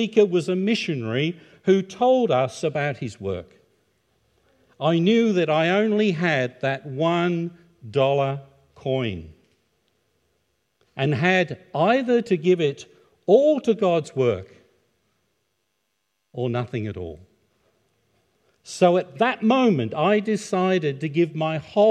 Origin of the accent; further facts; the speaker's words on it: Ipswich, East of England, United Kingdom; I was born in the United Kingdom in 1951, in a town on the east coast called Ipswich, which is in Suffolk.